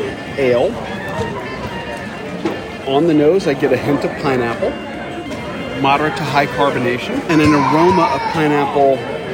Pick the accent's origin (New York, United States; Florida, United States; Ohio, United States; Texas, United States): Florida, United States; Tampa; Guava was something that we always had in the house growing up in Tampa.